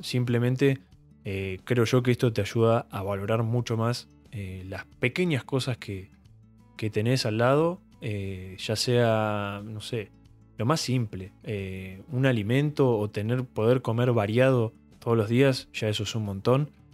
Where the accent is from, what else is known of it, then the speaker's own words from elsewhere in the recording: Bahía Blanca, Buenos Aires Province, Argentina; yo soy de Bahía Blanca, fui al secundario en el Colegio Don Bosco